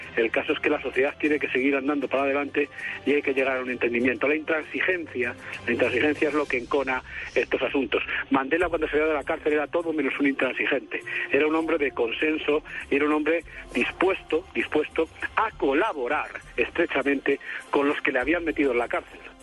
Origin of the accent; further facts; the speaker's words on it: Spain; moved away as an adult; now in Colombia; llevo aquí 16 años ya